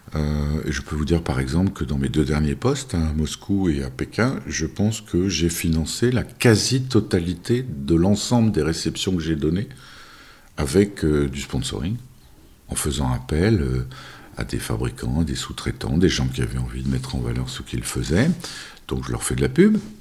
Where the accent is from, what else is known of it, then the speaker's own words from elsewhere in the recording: France; moved away as an adult; also born or lived in Russia / China / Turkey; quand on est français